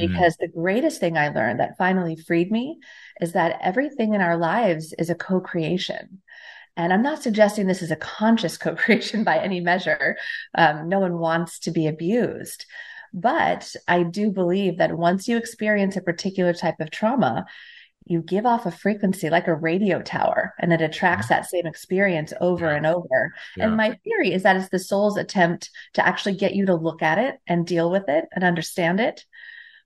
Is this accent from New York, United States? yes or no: no; Temecula, California, United States; I grew up in Southern California